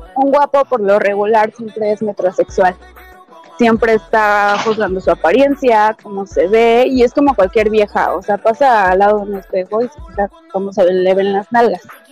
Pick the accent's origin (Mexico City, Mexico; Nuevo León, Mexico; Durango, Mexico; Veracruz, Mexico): Mexico City, Mexico; also born or lived in Michoacán; nací en el DF